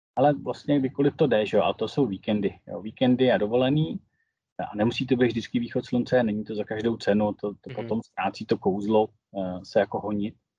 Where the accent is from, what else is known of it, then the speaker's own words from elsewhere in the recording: Karlovy Vary, Karlovy Vary Region, Czechia; also born or lived in Prague; jsem z Karlových Varů, takže nej, nejsem z Prahy. Tady ve Varech